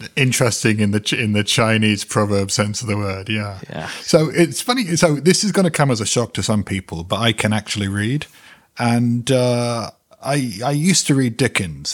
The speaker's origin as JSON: {"language": "English", "region": "London", "country": "United Kingdom", "tie": "born or raised there", "also_born_or_lived": "New York", "moved": "yes", "said": "London, my hometown, but also New York, my other hometown"}